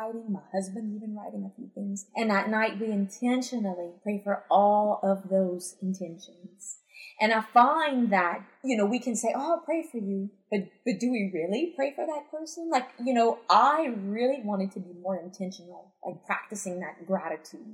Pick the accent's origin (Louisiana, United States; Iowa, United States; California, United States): Louisiana, United States; Cajun; accent: Cajun; I sound too kajé with my accent